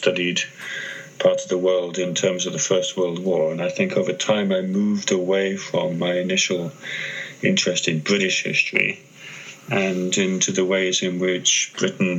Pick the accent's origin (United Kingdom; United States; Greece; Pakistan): Greece; moved away; I grew up in Greece